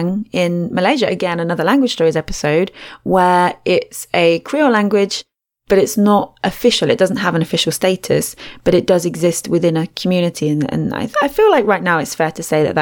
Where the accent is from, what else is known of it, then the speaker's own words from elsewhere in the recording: England, United Kingdom; accent: English; my English accent